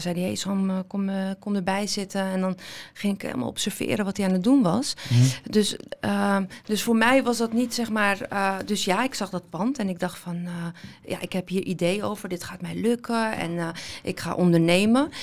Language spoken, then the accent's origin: Dutch; Amsterdam, North Holland, Netherlands; ik ben eh, geboren en getogen in Amsterdam eh, mhm. met eh, Marokkaanse roots